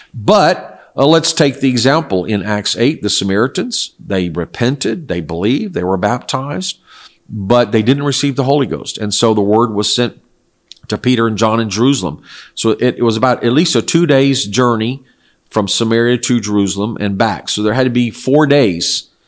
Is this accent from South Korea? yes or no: yes; South Korea; English is a second language; I was raised in Korea where my parents were missionaries, and this is what they taught.